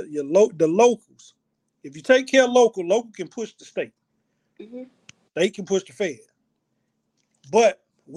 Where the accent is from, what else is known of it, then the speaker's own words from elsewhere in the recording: Opa-locka, Florida, United States; I grew up in Opa-locka, Florida